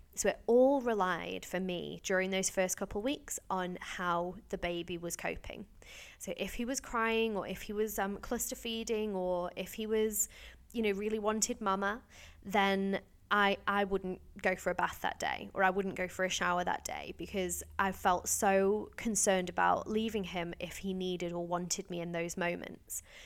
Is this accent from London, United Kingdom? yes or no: no; Stoke-on-Trent, West Midlands, United Kingdom; my hometown, Stoke-on-Trent in Staffordshire